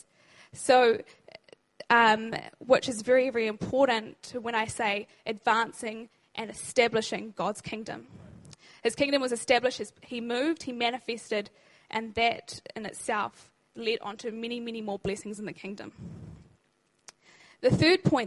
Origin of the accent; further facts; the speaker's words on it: New Zealand; now in Christchurch, New Zealand; I'm actually not from Christchurch. I'm actually from up north.